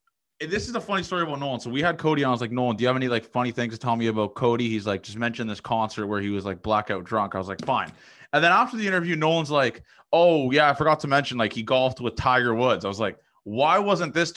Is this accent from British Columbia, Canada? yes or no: no; Toronto, Ontario, Canada; I'm from Toronto.